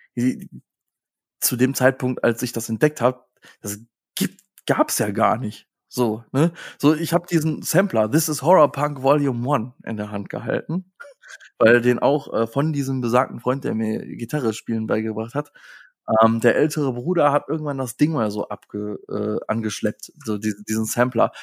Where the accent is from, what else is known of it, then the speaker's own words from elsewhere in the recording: Hilden, North Rhine-Westphalia, Germany; moved away; also born or lived in Hesse; ich komme aus Hilden.